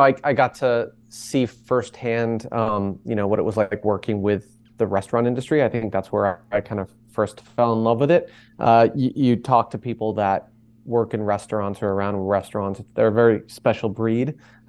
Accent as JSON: {"language": "English", "town": "Boston", "region": "Massachusetts", "country": "United States", "tie": "born or raised there", "said": "I grew up in Boston, Massachusetts, where Maiden was eventually founded. I grew up a close-knit family in downtown Boston"}